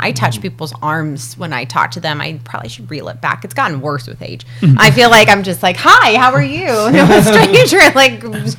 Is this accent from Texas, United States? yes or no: yes; Texas, United States; I was brought up in Texas and we're pretty touchy-feely